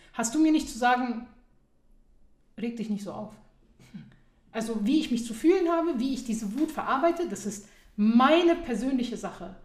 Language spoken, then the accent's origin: German; Germany; Dort, wo ich herkomme, ja, also ich würde jetzt einfach mal sagen aus der Bundesrepublik Deutschland